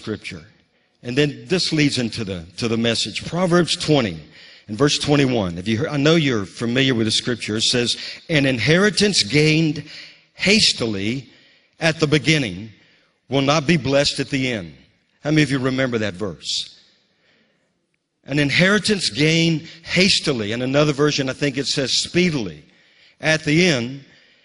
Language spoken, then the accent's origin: English; Bogalusa, Louisiana, United States; now in Moravian Falls, United States; my hometown in Bogalusa